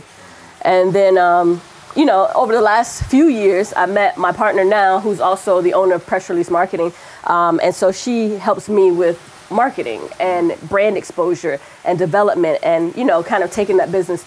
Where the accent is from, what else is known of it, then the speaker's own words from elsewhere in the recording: South Florida, United States; now in Portland, United States; I grew up in South Florida